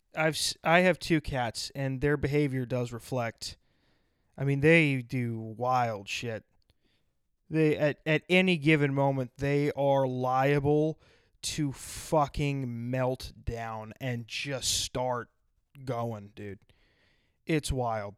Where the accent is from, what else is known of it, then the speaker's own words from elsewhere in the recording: South Dakota, United States; moved away; I was from South Dakota